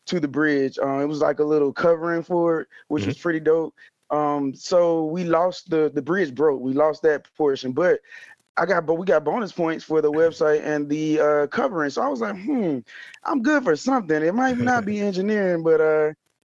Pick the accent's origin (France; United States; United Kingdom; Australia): United States; Mobile, Alabama; I am originally from Mobile, Alabama, and that's where I happen to be physically in this moment